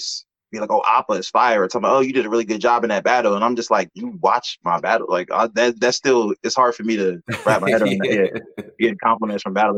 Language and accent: English; Cambridge, Maryland, United States; I'm from Cambridge, Maryland. I'm from the Eastern Shore of Maryland